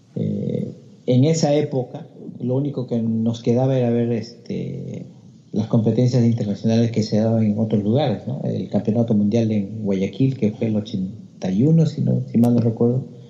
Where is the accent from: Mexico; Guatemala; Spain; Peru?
Peru; now in Australia; por lo menos en el Perú no había entrenamiento este, sistematizado